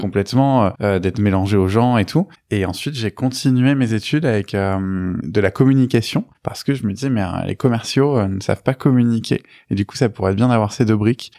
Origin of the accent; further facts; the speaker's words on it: Beauvais, Hauts-de-France, France; also born or lived in Rouen, Normandy / Besançon; je suis normand, euh, je suis né à Rouen. Euh, j'y suis resté à peu près jusqu'à mes 6 ans. Mais après, j'y retourne régulièrement parce que ma, grand-mère euh, y habite. Et sinon, j'ai vécu la plupart de ma vie en, Picardie à Beauvais.